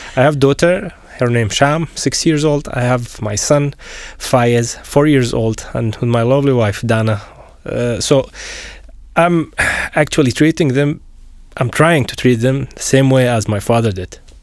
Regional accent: Syria; moved away as an adult; also born or lived in Ukraine / Canada; now in Slovakia; I'm from Syria

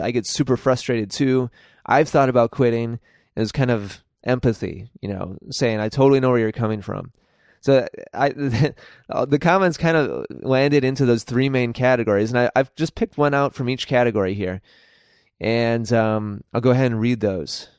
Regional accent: United States

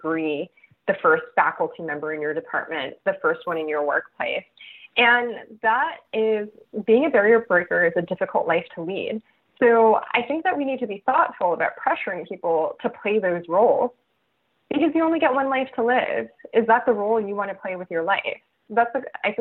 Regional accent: Los Angeles, California, United States; I grew up in East Los Angeles, which is a primarily Mexican and Central American immigrant and descendant of immigrant community

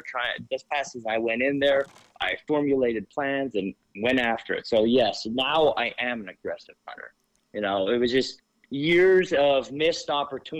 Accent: Schuylkill County, Pennsylvania, United States; born and raised in Schuylkill County.

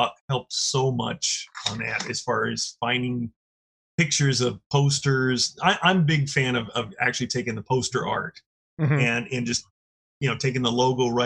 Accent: Orange County, Southern California, United States; moved away as an adult; now in Oregon, United States; I've been here in Oregon about 32 years. I grew up in Southern California. So, that's actually Orange County

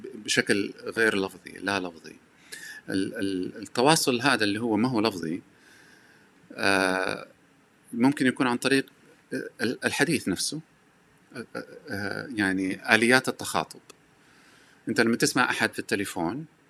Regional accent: Hejaz, Saudi Arabia; accent: Hejazi; لهجتي حجازيه

